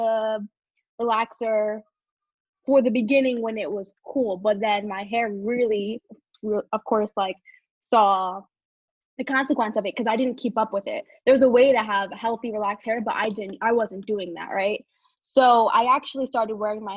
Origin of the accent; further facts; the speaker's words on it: New York City, New York, United States; moved away as an adult; now in Pisa, Italy; I'm from Brooklyn, New York, but I'm currently residing in Pisa, Italy